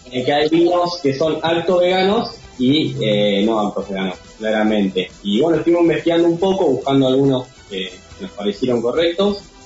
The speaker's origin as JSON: {"language": "Spanish", "town": "Rosario", "region": "Santa Fe", "country": "Argentina", "moved": "yes", "said": "yo de Rosario"}